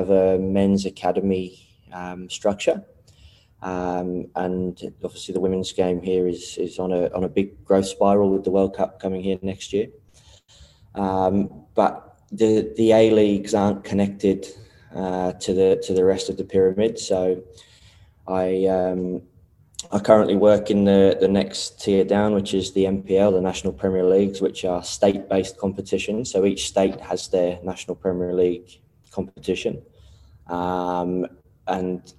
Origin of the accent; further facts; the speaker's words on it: London, United Kingdom; moved away as an adult; also born or lived in Korea; now in Australia; grew up in London